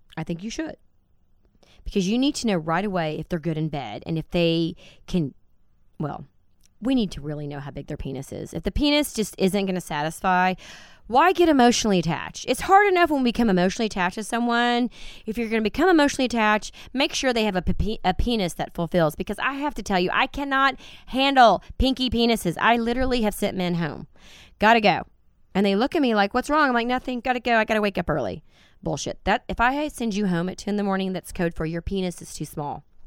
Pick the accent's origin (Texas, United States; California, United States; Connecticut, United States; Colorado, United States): Texas, United States; Dallas; I'm from Dallas, born and raised in this crazy, very biblical town that we live